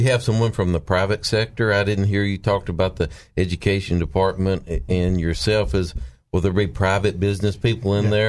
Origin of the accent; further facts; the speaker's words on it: Mountain View, Arkansas, United States; I'm from the small town that Missy Irvin represents. I'm from Mountain View, Arkansas. And I left a small town with everything I had in the front seat of my truck.